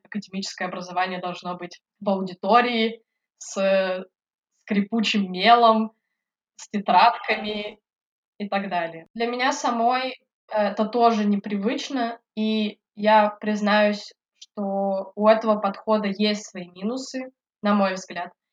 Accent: Yekaterinburg, Sverdlovsk Oblast, Russia; moved away as an adult; also born or lived in Votkinsk, Udmurtia / Tomsk; now in London, United Kingdom; Я родилась в Удмуртии, в городе Воткинск. Это родина Петра Ильича Чайковского. На самом деле, наверное, я могу сказать, что я Екатеринбурженка или Свердловчанка. Всю свою жизнь я прожила в Екатеринбурге, я там училась, закончила школу

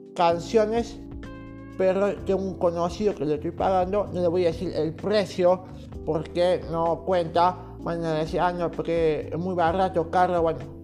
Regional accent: Córdoba, Argentina; yo soy de Córdoba Capital

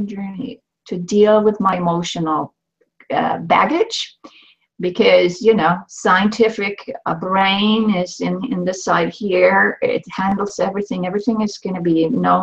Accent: Sweden; moved away as an adult; now in Canada; I was born in Sweden to an academic family

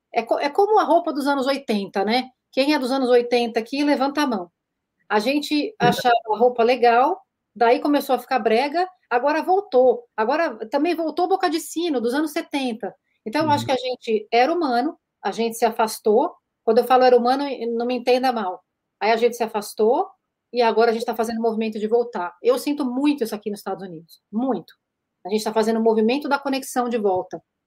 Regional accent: Brazil; moved away as an adult; now in United States; eu vou falar como uma brasileira é, vivendo no, no, exterior, né? Eu tô aqui há uhum. cinco anos com a minha família

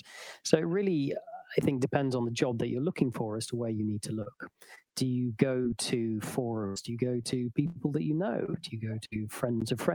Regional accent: England, United Kingdom; moved away as an adult; now in Tallinn, Estonia; I'm English.

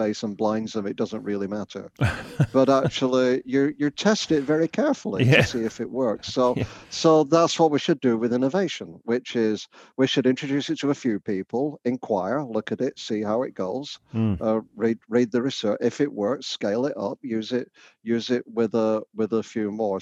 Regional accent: the north of England, United Kingdom; now in Canada; you'll guess from my accent, I'm not Canadian. I come from the north of England originally

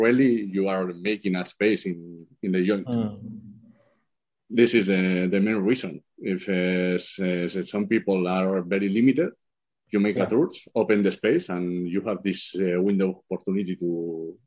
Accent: Pamplona, Navarre, Spain; English is a second language; I'm from Pamplona, in a little city in the north of Spain

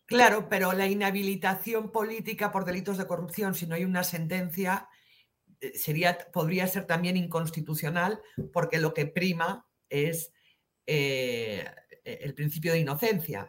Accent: Alto Aragón, Pyrenees, Aragon, Spain; moved away; yo soy alto aragonesa, de los Pirineos

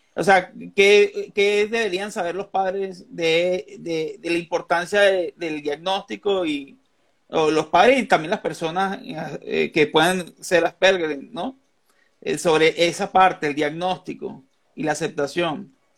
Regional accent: Venezuela; now in Colombia; yo soy colombo venezolano, yo nací en Venezuela y vivo aquí

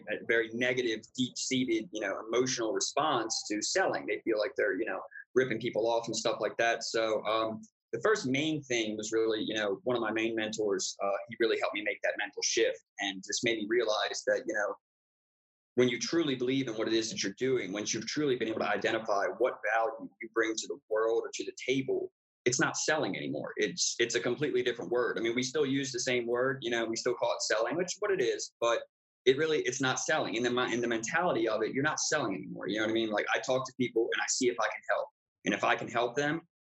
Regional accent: Baltimore, Maryland, United States; moved away as an adult; now in Arizona, United States; So I'm originally from the East Coast in the United States. I was born in Baltimore, Maryland.

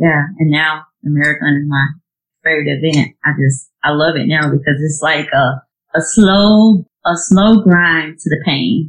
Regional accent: Georgia, United States; moved away as an adult; now in South Carolina, United States; I'm originally from Georgia, but now I live in South Carolina

